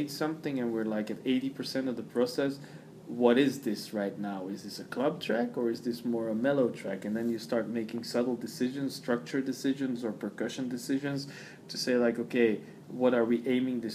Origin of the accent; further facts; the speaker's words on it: Belgium; we're from Greek origin, but we grew up in Belgium, in a little bit of a more ghetto-ish